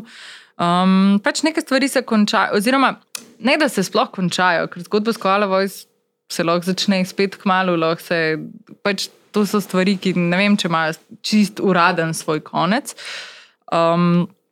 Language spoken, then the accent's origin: Slovenian; Maribor, Drava, Slovenia; Takrat je bila seveda moja možnost živela samo v Mariboru, ker sem pač Mariborčanka